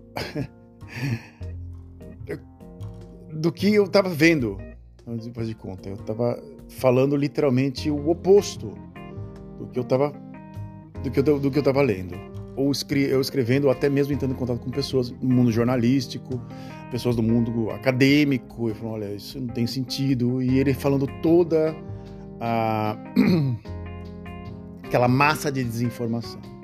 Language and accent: Portuguese; Santos, São Paulo, Brazil; moved away; às vezes de Santos, da cidade onde eu nasci